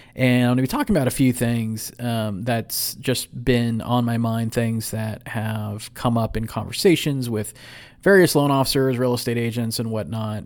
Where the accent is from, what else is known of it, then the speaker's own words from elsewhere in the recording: San Ramon, California, United States; moved away; here in the lovely city of San Ramon, my old hometown